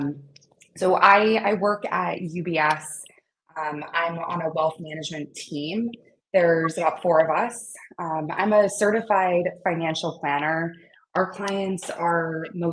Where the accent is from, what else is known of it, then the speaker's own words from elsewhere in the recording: North Carolina, United States; moved away as an adult; also born or lived in Wilmington, North Carolina; now in New York City, United States; I grew up in North Carolina